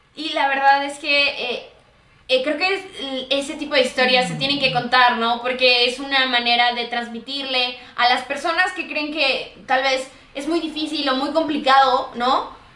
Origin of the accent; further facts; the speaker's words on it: Hidalgo, Mexico; Nosotros somos de Hidalgo